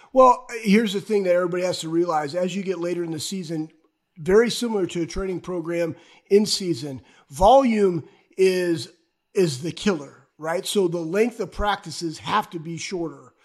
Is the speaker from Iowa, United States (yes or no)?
yes; Iowa, United States; I was born in Iowa